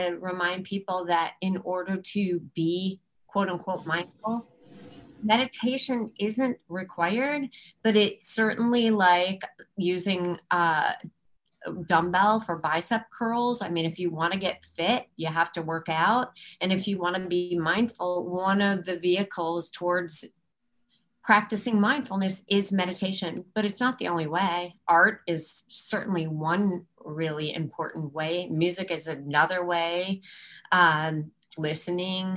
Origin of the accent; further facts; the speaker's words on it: Chicago, Illinois, United States; moved away as an adult; now in Baltimore, United States; We're from Chicago.